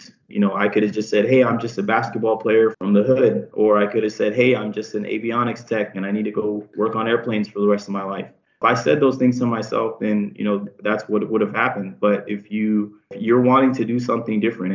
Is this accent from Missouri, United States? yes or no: no; San Diego, California, United States; I'm from San Diego. I'm Mexican and Filipino